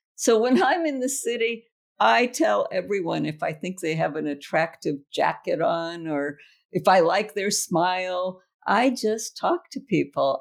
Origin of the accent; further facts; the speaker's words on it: United States; also born or lived in Trieste; I'm an American